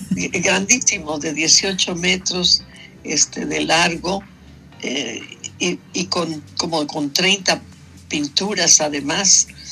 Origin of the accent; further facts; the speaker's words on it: Mexico City, Mexico; moved away as an adult; also born or lived in San Cristóbal de las Casas, Chiapas; yo nací en eh, la ciudad de San Cristóbal de las Casas, Chiapas, ¿ves? Y crecí en la Ciudad de México